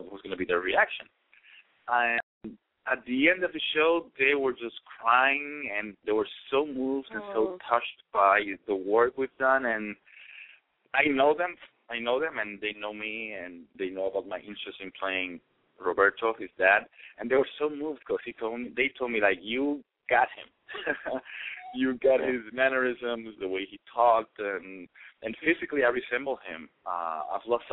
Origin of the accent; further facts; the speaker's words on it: Puerto Rico; English is a second language; moved away as an adult; now in United States; I was born and raised in PR as well